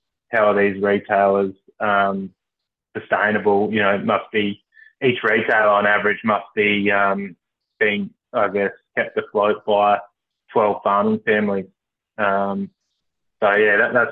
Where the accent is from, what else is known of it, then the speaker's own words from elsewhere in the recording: Kimba, South Australia, Australia; also born or lived in Adelaide; I was brought up in Kimber, small farming community in South Australia